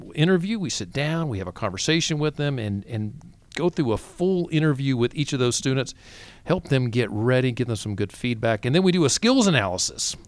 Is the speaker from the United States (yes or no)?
yes; the South, United States; I'm from the South